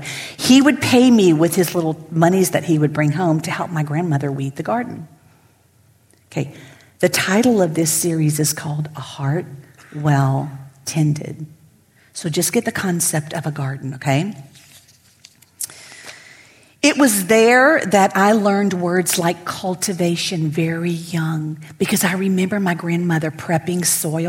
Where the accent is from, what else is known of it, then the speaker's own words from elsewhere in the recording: Lafayette, Louisiana, United States; I'm born and raised in Lafayette.